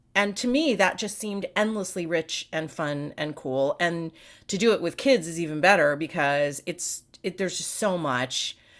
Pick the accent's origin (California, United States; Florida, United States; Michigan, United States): California, United States; the Peninsula, south of San Francisco; also born or lived in New York; So I grew up on the peninsula. Okay. So just south of San Francisco. We lived in New York until I was seven, and then we moved out here. And I grew up in California